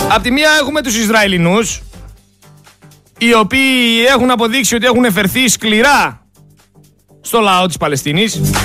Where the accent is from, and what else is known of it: Greece